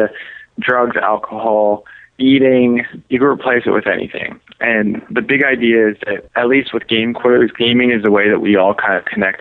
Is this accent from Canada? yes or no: yes; Canada; now in San Diego, United States; I'm Canadian, so I had to, like, get a visa to live here